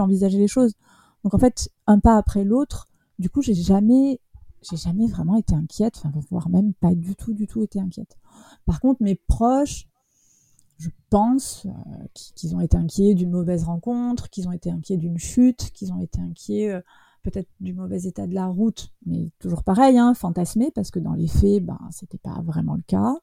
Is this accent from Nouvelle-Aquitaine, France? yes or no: yes; Bordeaux, Nouvelle-Aquitaine, France; je suis de Bordeaux.